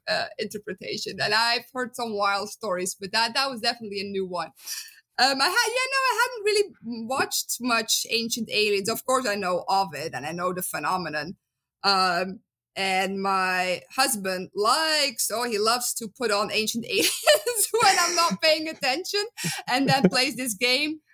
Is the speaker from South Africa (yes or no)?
no; Belgium; accent: Dutch; English is a second language; moved away as an adult; also born or lived in Netherlands; now in United States; I'm originally from Belgium, as you can hear in my beautiful Dutch accent